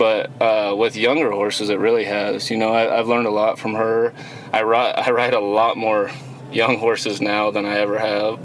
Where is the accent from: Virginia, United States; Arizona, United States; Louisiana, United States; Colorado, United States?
Colorado, United States; Fruita; moved away as an adult; now in Victoria, United States; Born and raised in Fruta, Colorado